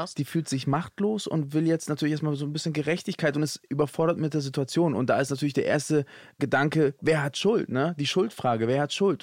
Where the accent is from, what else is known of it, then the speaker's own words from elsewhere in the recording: Hamburg, Germany; Ich bin ja Hamburger